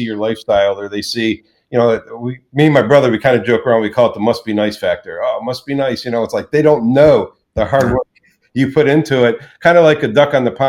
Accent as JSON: {"language": "English", "region": "Florida", "country": "United States", "tie": "born or raised there", "also_born_or_lived": "Charleston, South Carolina", "said": "we decided to come to Florida, which is originally where I was raised."}